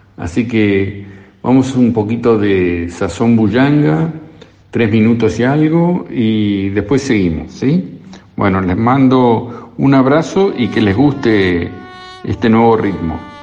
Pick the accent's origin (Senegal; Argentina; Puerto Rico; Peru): Argentina; De no haber sido argentinos